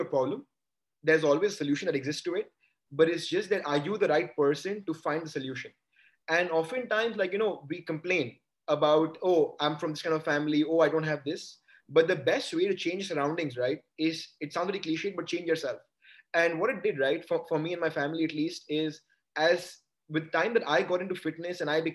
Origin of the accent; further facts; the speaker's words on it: Kolkata, West Bengal, India; I was born and raised in Calcutta in a joint family, Marwari family